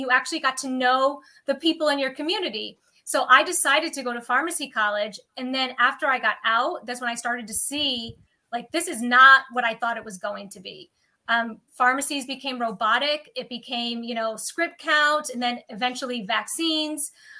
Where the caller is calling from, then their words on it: New York, United States; Upstate New York.